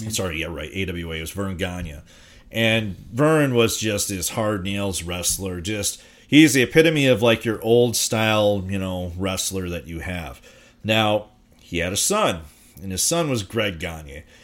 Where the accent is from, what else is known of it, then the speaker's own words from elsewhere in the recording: Minnesota, United States; based out of my hometown in Minnesota